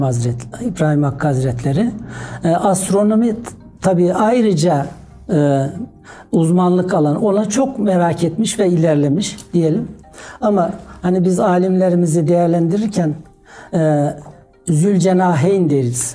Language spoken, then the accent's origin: Turkish; Domaniç, Kütahya, Turkey; 1961 Kütahya Domaniş doğumluyum.